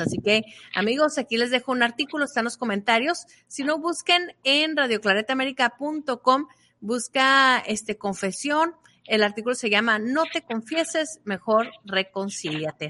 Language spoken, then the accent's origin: Spanish; Mexico; now in United States; poder ejercer tu derecho como mexicano